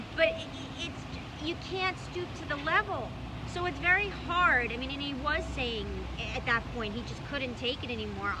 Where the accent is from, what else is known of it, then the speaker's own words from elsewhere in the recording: New York City, New York, United States; When I was growing up in Brooklyn